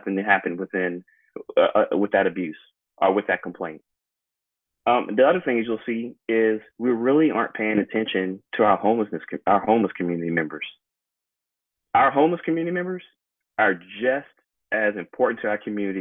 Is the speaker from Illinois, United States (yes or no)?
no; Mobile, Alabama, United States; now in Renton, United States; growing up in Mobile, Alabama, you wouldn't think in the 90s, my parents were actually asked to segregate an academy school